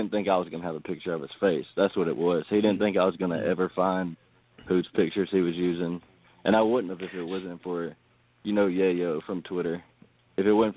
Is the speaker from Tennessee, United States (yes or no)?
yes; Tennessee, United States; I'm from Tennessee